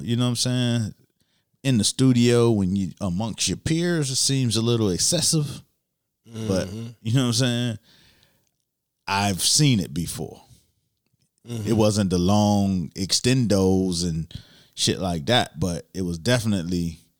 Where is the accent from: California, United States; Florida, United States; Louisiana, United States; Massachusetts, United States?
Florida, United States; Miami; You know, I like to talk about Miami because I'm from Miami. Mm-hmm. But I grew up in a time where the jacking season became a real fucking thing.